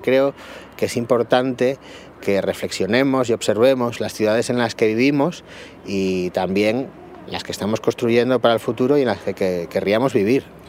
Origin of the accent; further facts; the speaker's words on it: Oviedo, Asturias, Spain; moved away; also born or lived in Madrid; En Oviedo, mi ciudad natal